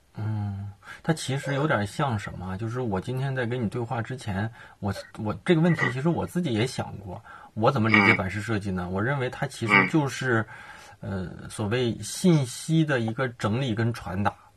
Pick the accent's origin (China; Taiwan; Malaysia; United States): China; Liaoning; 咱们的听众里面有辽宁人，应该能听出来我们俩是哪里人